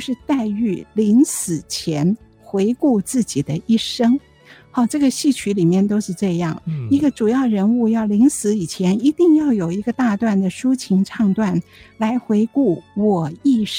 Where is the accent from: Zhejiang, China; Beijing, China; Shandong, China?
Zhejiang, China; 虽然我是浙江人，可是我还是没有办法听懂他的吴侬软语。